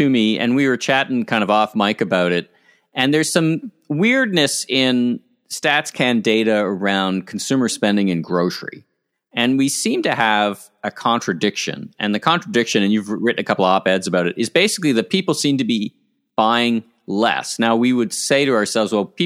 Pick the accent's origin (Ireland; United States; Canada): Canada; Ottawa, Ontario; growing up in Ottawa, about three blocks away from the experimental farms